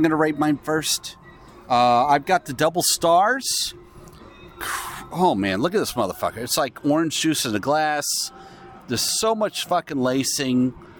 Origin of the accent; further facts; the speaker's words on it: New Jersey, United States; Are you from Jersey? I'm from Jersey.